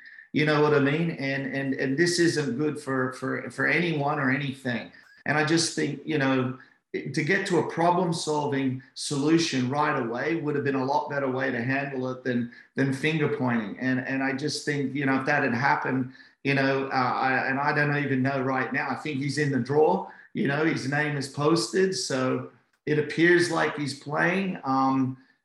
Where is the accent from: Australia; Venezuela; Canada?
Australia; as an Aussie